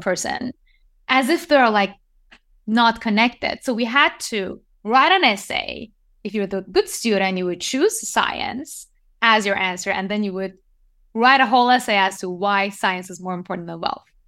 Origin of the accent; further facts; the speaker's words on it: Iran; moved away; also born or lived in Japan; I was born and raised in Iran